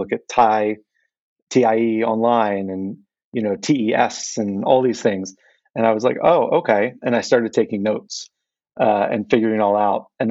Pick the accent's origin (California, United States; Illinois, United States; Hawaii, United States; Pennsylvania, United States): Pennsylvania, United States; Philadelphia; moved away as an adult; now in Japan; I was born and raised in Philadelphia and spent many years there and went to university there